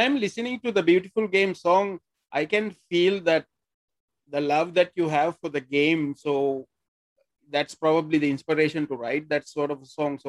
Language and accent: English; Sri Lanka; moved away; I'm actually from Sri Lanka, so I'm kind of close to very British way of life because we play cricket, we play football also in Sri Lanka.